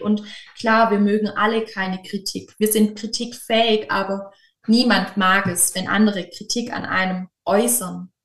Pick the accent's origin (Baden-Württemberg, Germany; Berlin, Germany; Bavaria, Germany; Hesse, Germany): Baden-Württemberg, Germany; Böblingen region, near Stuttgart; Genauer gesagt komme ich aus der Region Böbling, das ist nahe Stuttgart